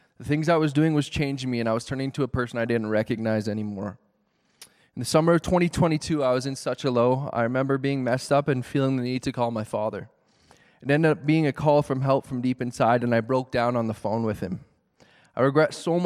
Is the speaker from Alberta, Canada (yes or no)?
yes; Calgary, Alberta, Canada; I grew up in Calgary in a loving Christian home with two brothers and amazing parents